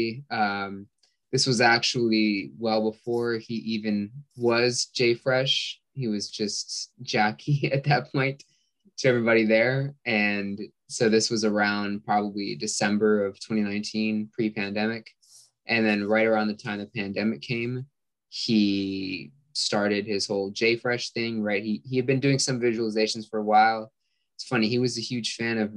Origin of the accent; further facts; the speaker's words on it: California, United States; I'm from California